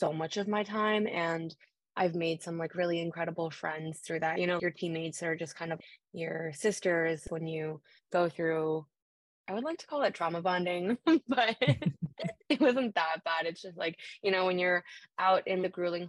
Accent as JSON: {"language": "English", "town": "Mississauga", "region": "Ontario", "country": "Canada", "said": "I'm from Mississauga, so I knew that I didn't want to commute to school"}